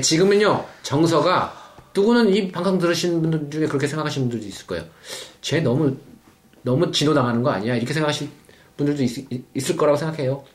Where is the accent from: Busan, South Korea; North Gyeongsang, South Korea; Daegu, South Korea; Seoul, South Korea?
Seoul, South Korea; moved away as an adult; also born or lived in Paju; 서울에서 태어나서 서울에 사, 살았고 결혼 어, 하기 전까지는 이제 서울에서 계속 살았으니까 서울 오래 살았죠.